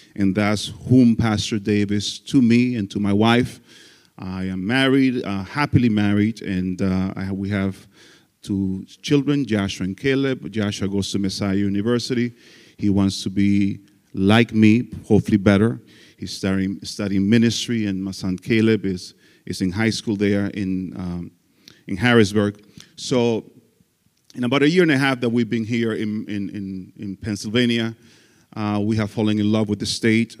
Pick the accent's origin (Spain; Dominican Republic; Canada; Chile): Dominican Republic; English is a second language; moved away as an adult; also born or lived in Florida; I am from the Dominican Republic, that country where you want to go on vacation. I was born and raised there